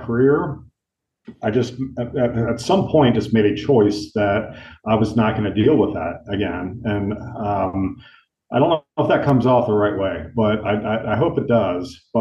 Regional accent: United States; I'm from the United States, still live here

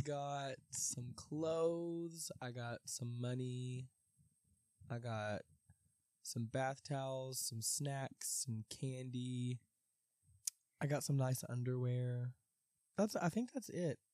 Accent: Tennessee, United States; we're from Tennessee

